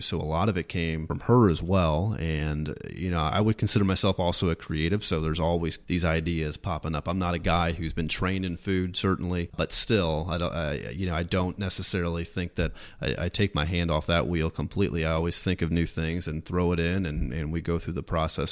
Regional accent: Washington, Missouri, United States; moved away; growing up in Washington, it's a small town on the Missouri River

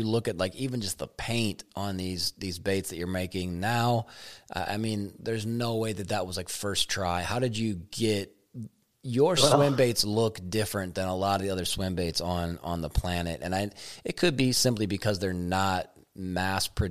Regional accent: Eau Claire, Wisconsin, United States; also born or lived in Strum, Wisconsin; I graduated high school in Eau Claire

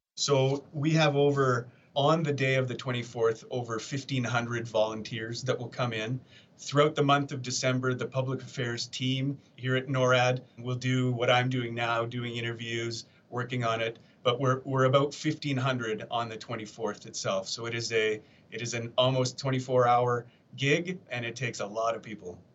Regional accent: Canada; moved away as an adult; now in Colorado Springs, United States; I'm a Canadian

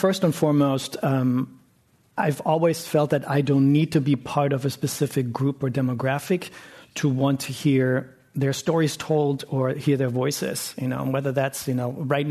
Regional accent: Hamburg, Germany; moved away; started a gay and lesbian film festival in Hamburg, my hometown in Germany.

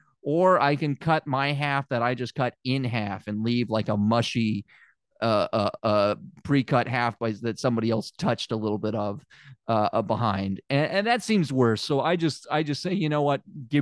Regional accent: Memphis, Tennessee, United States; I don't know if I ever mentioned it. I'm from Memphis.

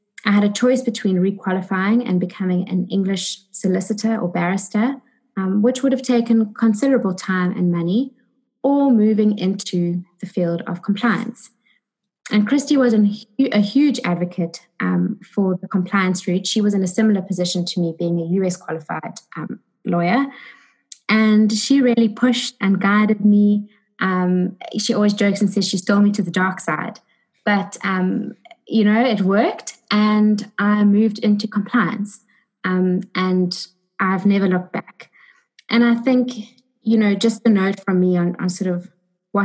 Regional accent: South Africa; moved away as an adult; now in United Kingdom; I am from South Africa

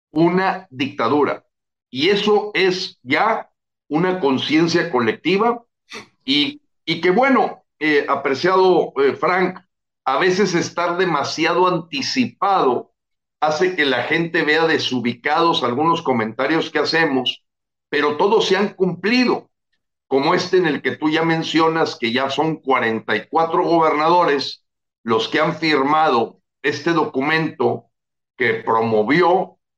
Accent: Mexico; los que deberíamos de tener un plan B somos los mexicanos

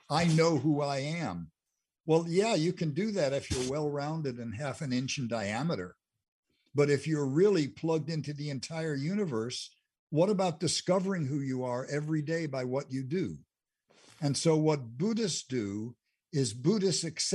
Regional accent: Englewood, United States; I grew up in Englewood for a good part of my life.

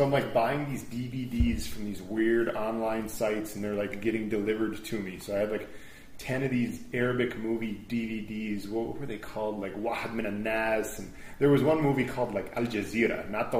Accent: United States; me as an American

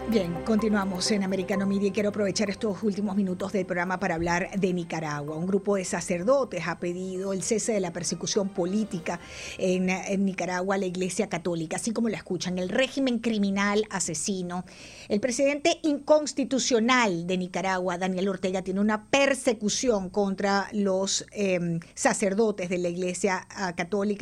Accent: Venezuela; soy de origen venezolano

